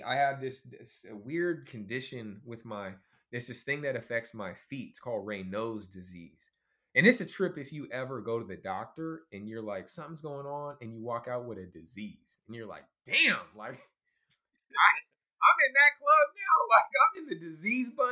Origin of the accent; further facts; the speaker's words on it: Oakland, California, United States; also born or lived in Alameda, California / Los Angeles, California; I'm from Oakland, California, as well as Alameda, two cities right next to each other